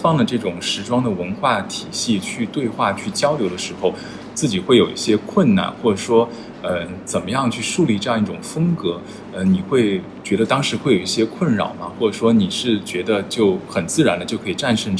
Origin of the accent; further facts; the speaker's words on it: China; now in London, United Kingdom; 就是我其实并不是太强调，就是说我是中国人，我是